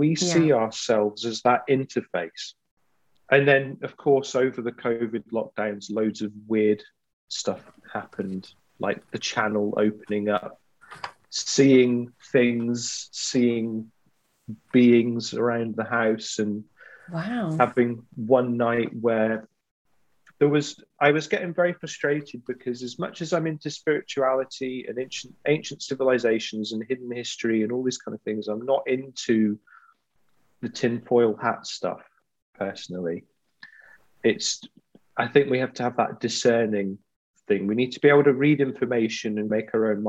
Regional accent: Glasgow, Scotland, United Kingdom; I'm from Glasgow. It's the kind of thing we take the mickey out of, basically.

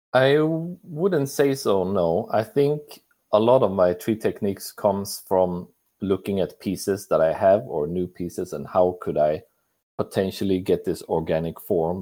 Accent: Sweden; I'm from Sweden

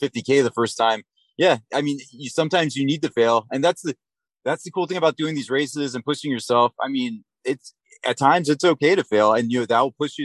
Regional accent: Virginia, United States; I'm from Virginia

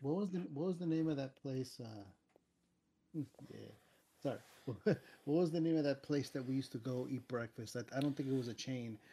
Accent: Miami, Florida, United States; growing up in Miami

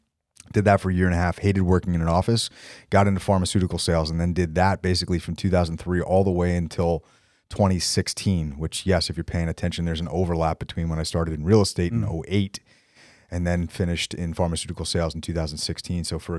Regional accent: New Jersey, United States; So I grew up in Bergen County. So mm-hmm. I'm a Jersey boy, born and bred, and went to school in Manhattan for 4 years.

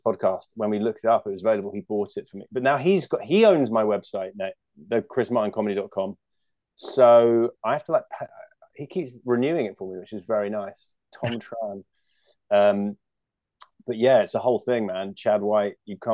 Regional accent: United Kingdom; moved away as an adult; now in California, United States; we're both British

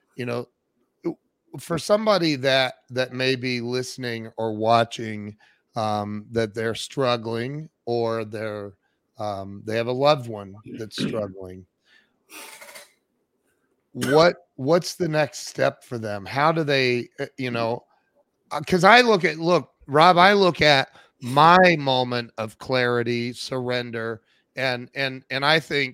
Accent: Ohio, United States; I'm from Ohio where AA originated in Akron

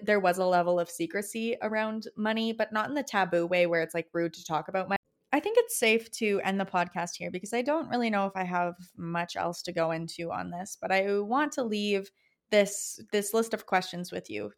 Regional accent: Alberta, Canada; I'm from Alberta, I'm Alberta raised

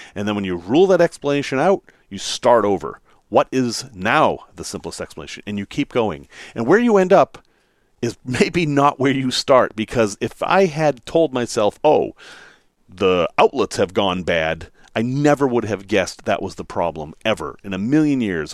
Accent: Chicago, Illinois, United States; not from here. I'm from Chicago.

